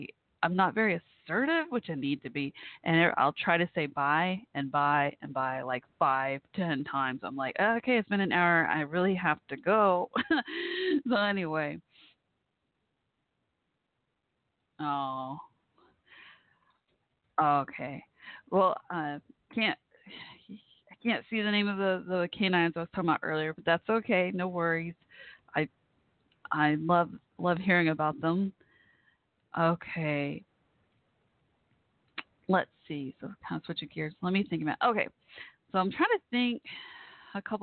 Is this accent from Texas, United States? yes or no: yes; Texas, United States; from here, from Texas, my home state